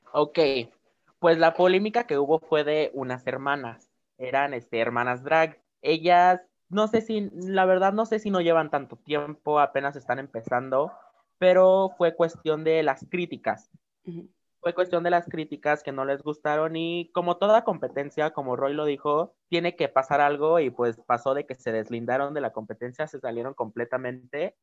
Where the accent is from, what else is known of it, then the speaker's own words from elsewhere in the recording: Oaxaca, Mexico; de aquí de Oaxaca, es de mi tierra